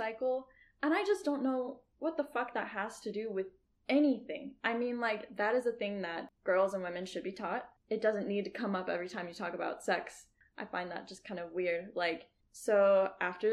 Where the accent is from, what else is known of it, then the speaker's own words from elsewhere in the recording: Houston, Texas, United States; I'm from a suburb of Houston. It's pretty, like, a white affluent area